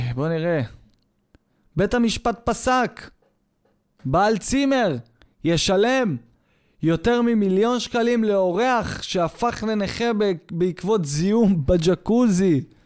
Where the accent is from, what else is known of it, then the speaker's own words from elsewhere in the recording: Israel; מזהים אותי כישראלי